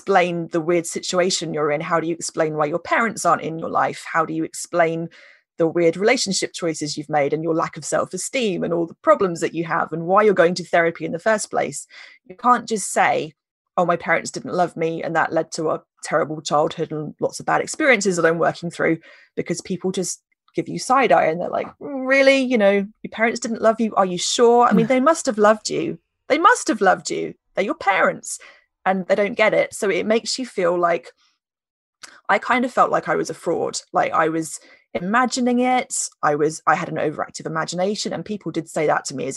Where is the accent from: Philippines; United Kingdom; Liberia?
United Kingdom; we're British